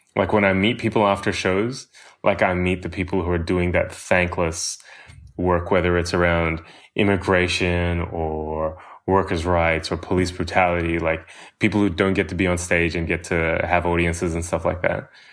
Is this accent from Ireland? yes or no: no; Australia; growing up in Australia